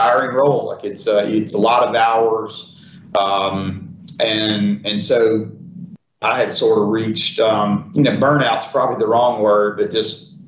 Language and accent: English; Prentiss, Mississippi, United States; now in Ocean Springs, United States; I grew up in Prentice, Mississippi